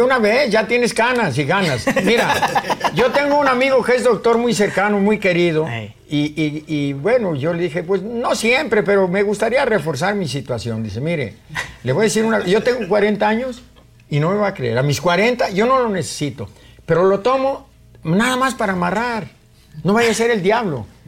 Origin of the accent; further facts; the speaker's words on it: Tenamaxtlán, Jalisco, Mexico; moved away; also born or lived in Tecolotlán / New York / Mexico City / Guadalajara; ahí está mi tierra natal, Tenamastlán